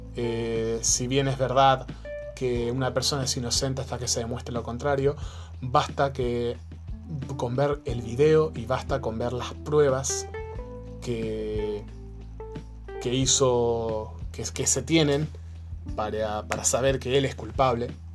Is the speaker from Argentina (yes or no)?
yes; Argentina; now in Chile; yo soy argentino, vivo en Chile hace muchos años